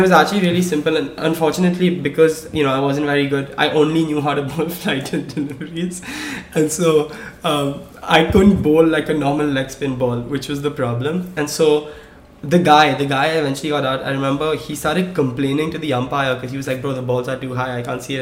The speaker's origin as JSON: {"language": "English", "country": "India", "tie": "born or raised there", "moved": "yes", "said": "growing up in India, you know, I played cricket"}